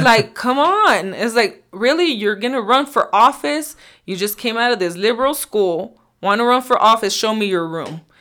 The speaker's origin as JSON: {"language": "English", "region": "Nebraska", "country": "United States", "said": "I am from Nebraska. Uh, for the most part, I've lived there for, I don't know, maybe twenty-three years or so."}